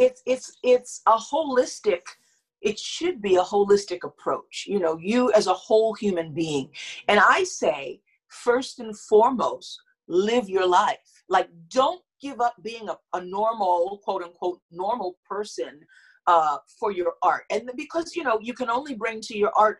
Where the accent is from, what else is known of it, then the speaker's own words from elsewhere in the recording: New York City, New York, United States; I'm born and raised in Harlem in New York